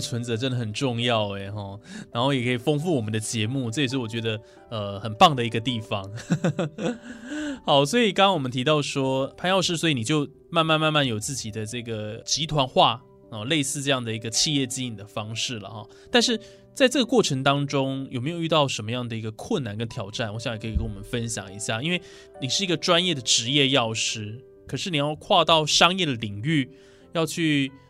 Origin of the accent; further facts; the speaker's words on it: Taiwan; 对啊，身为台湾人，还是要会台语比较好。